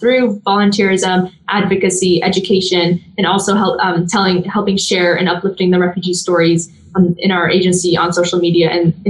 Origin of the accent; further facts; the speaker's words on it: Indianapolis, Indiana, United States; also born or lived in Jordan; I'm an immigrant myself with my family. We immigrated from Jordan to Indianapolis when I was 5 years old.